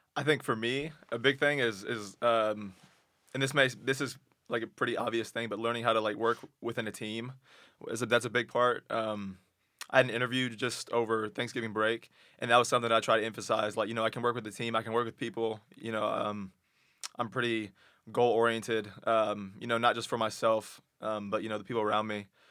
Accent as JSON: {"language": "English", "region": "Texas", "country": "United States", "tie": "born or raised there", "moved": "as an adult", "said": "I'm from Texas, and so it's, it's warm down there."}